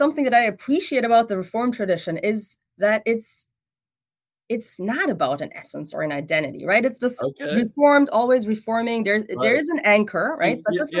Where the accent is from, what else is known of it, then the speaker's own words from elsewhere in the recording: Germany; And I come from Germany and there even, I mean, I think even more than in the US scene, after World War I, the theological scene was very much dominated by Bart's theology